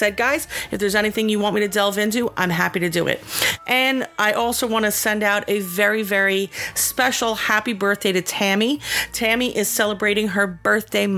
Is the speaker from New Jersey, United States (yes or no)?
yes; Asbury Park, New Jersey, United States; my hometown or the town that the Paranormal Museum is